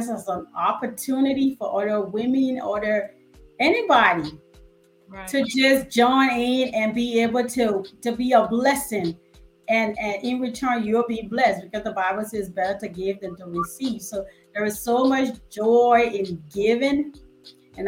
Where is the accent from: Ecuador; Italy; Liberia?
Liberia; moved away; I'm from West Africa, a country called Liberia. And it's a struggle down there. Things are hard